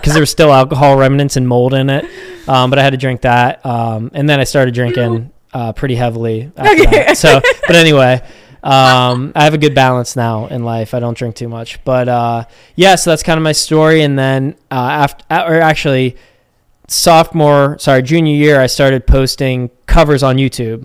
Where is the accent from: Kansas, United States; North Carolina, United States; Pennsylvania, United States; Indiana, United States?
Pennsylvania, United States; Pittsburgh; born and raised in Pittsburgh. Uh, we still live here